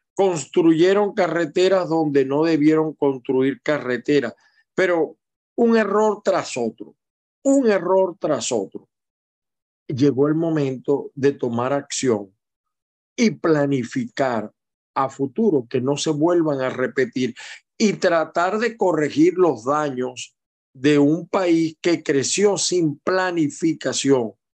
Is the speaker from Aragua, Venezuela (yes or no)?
yes; Aragua, Venezuela; moved away; yo soy del Estado Aragua